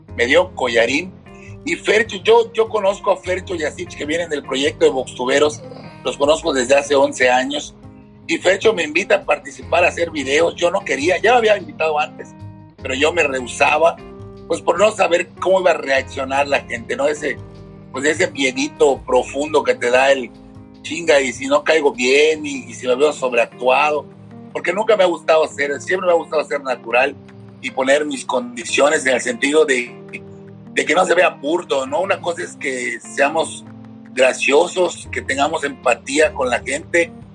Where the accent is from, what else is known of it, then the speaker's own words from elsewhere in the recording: Mérida, Yucatán, Mexico; crezco en el fraccionamiento Mulsay, aquí por Juan Pablo, en el poniente de la ciudad de Mérida